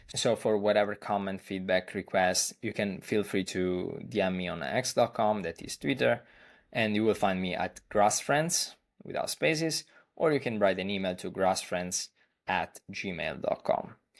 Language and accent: English; Italy; I'm from Italy, where I currently live